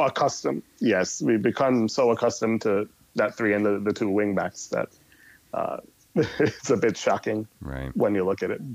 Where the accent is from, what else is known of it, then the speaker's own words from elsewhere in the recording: New York City, New York, United States; also born or lived in Jamaica; I am originally Jamaican uh, and grew up in New York City